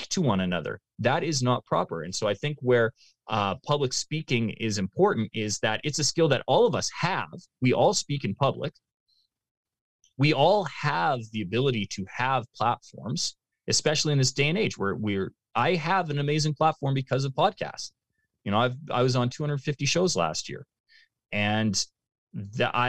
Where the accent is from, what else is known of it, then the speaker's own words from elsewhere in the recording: Canada; as a Canadian